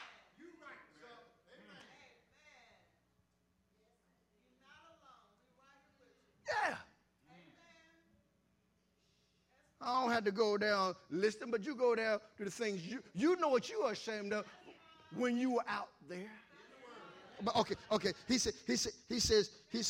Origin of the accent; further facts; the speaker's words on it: Columbus, Ohio, United States; moved away; I'm from Columbus, Ohio initially, so I hung out on the campus of Ohio State.